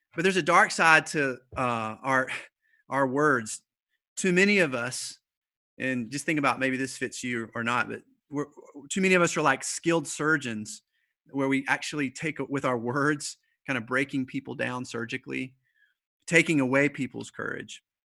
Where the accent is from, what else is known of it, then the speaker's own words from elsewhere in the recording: the South, United States; I'm from the South